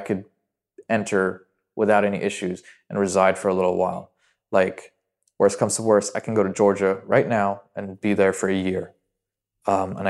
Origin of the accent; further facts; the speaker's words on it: Dubai, United Arab Emirates; English is a second language; I feel like I'm from Dubai, but I'm actually Syrian and my parents moved out here.